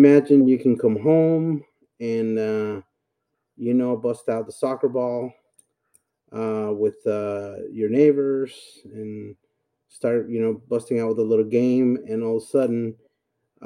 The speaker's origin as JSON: {"language": "English", "country": "El Salvador", "tie": "born or raised there", "also_born_or_lived": "Texas", "moved": "yes", "said": "I was born and raised in El Salvador, Central America"}